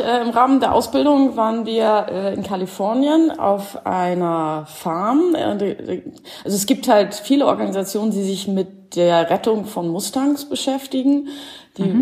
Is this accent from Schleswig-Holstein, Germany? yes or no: yes; Schleswig-Holstein, Germany; also born or lived in Stuttgart / Cologne; now in Carinthia, Austria; ursprünglich komme ich äh, aus Schleswig-Holstein in der Nähe von Hamburg